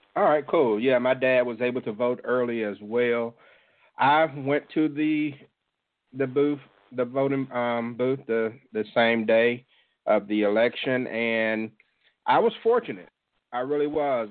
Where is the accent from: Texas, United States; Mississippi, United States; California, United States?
Mississippi, United States; Jackson; my hometown of Jackson, Mississippi